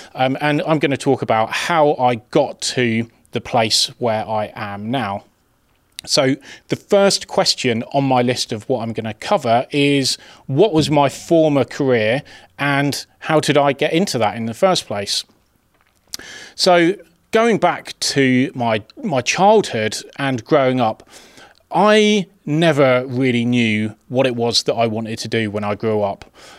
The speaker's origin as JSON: {"language": "English", "region": "England", "country": "United Kingdom", "tie": "born or raised there", "said": "that's not particularly uncommon for a young boy growing up in England"}